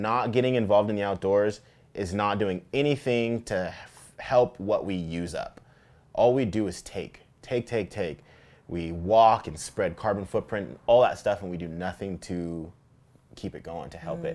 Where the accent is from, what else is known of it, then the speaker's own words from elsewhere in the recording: Tacoma, Washington, United States; I grew up fishing here in Tacoma